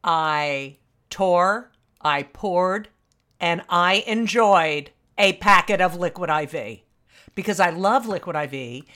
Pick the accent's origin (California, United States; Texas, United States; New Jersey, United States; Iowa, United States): New Jersey, United States; Oh, I love. Yeah. Well, I'm from New Jersey.